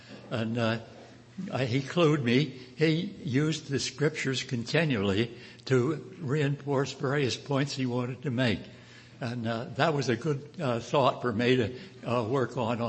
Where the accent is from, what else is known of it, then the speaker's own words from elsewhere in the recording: Missouri, United States; Now the question I had was, okay, I'm from Missouri. I would like to show me.